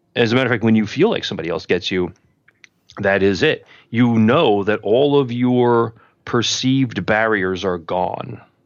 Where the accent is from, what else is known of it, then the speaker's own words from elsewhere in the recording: New York City, New York, United States; I grew up in Queens